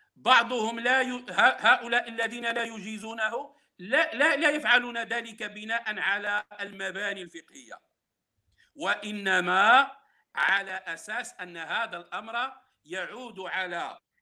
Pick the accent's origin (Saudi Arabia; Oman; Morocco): Morocco; انا بالمناسبه انتمي الى المغرب